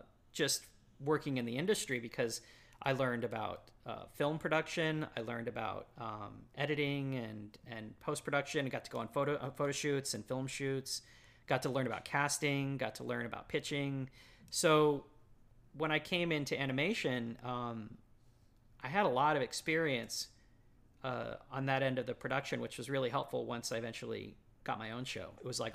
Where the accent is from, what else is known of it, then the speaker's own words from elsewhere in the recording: Dallas, Texas, United States; I grew up in Texas, okay. Like the burbs of North Dallas, basically. Mm-hmm. So yeah, my whole life had been Texas.